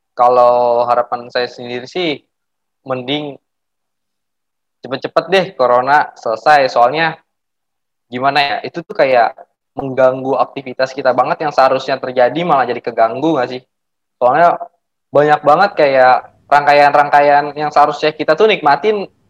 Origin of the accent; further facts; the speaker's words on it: Jakarta, Indonesia; Saya berasal dari Jakarta